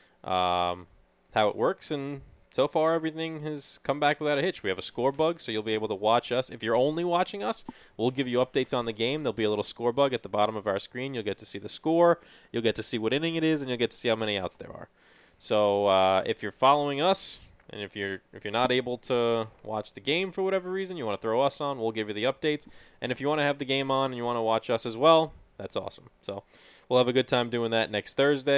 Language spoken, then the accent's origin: English; New York City, New York, United States; we're from Bayside, Queens